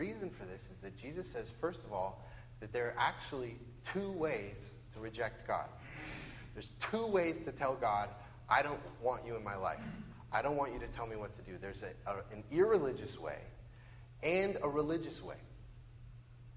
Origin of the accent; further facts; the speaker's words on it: Bellevue, Washington, United States; also born or lived in Western Samoa; I grew up in Bellevue